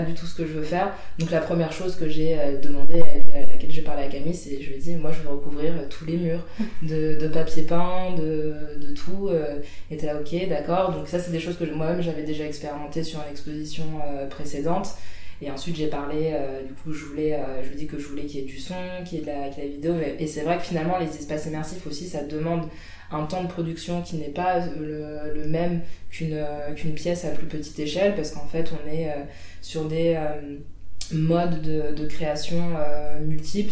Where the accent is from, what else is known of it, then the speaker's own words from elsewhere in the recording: Île-de-France, France; moved away as an adult; now in Saint-Étienne, France; j'ai grandi en Île-de-France, euh, toute ma vie